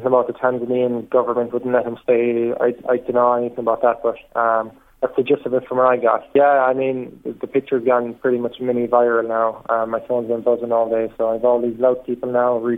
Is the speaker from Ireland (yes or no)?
yes; Ireland; I was from Ireland